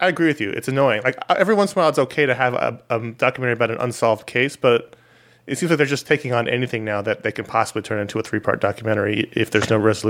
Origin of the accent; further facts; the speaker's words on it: New York, United States; also born or lived in Brooklyn / San Antonio; now in Los Angeles, United States; I grew up in New York, so I rooted for the Knicks.